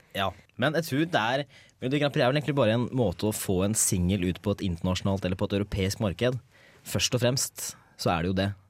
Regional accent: Hedmark, Innlandet, Norway; moved away as an adult; now in Trondheim, Norway; Jeg kommer fra Hedmark. Dypeste skauen i Hedmark

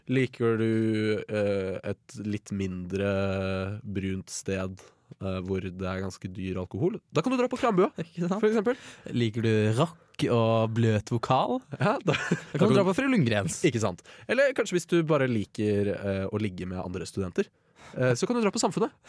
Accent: Northern Norway, Norway; Jeg er fra, fra Nord-Norge.

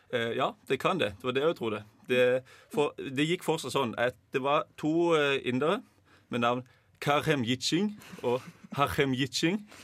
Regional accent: Mandal, Agder, Norway; Jeg kommer fra Mandal, helt sør i Norge

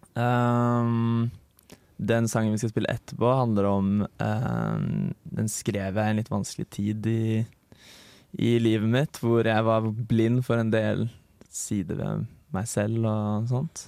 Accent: Bærum, Akershus, Norway; moved away as an adult; now in Trondheim, Norway; Jeg er fra Lommedalen. En liten plass

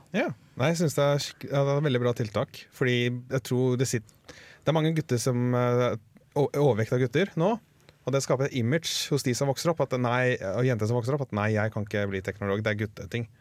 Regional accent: Norway

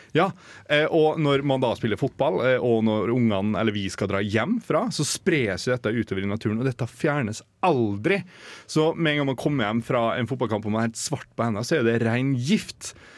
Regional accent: Molde, Møre og Romsdal, Norway; now in Trondheim, Norway; hjemme i Molde

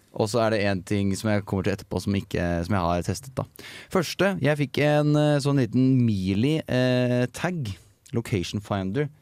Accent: Toten, Innlandet, Norway; moved away as an adult; now in Trondheim, Norway; jeg bor jo, eh, som, eller kommer fra, som mange ikke hører på dialekta mi, fra Toten.

